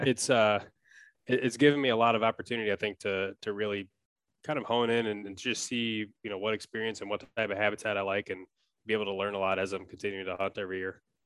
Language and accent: English; Wisconsin, United States; moved away as an adult; now in Minneapolis, United States; I grew up in Wisconsin